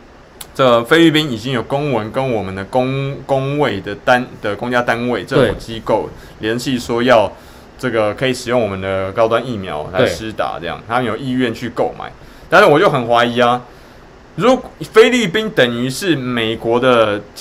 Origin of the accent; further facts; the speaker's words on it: Taiwan; 那台湾呢？你也可以想象，我们台湾人跑到美国去的时候，会是第一像是白人一样的一等公民吗？